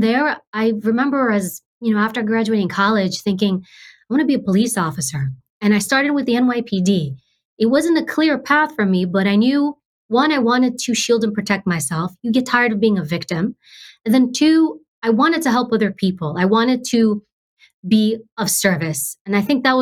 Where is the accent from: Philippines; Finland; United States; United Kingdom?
United States; New York; I grew up in New York, high crime area, public housing, government housing